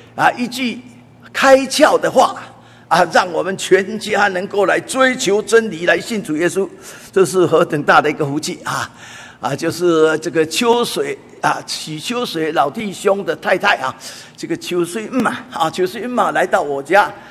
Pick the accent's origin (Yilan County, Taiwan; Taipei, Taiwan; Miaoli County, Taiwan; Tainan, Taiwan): Taipei, Taiwan; 我是，呃，台北人， 哈，啊，我，呃，已，今年已经八十岁了，哈，那我从五岁到十二岁，啊，一直在台北这边，啊，可以说是流浪，因为五岁到十二岁搬家搬了七次，啊， 那搬到第四次的时候，啊，就搬到了，啊，这个台北桥头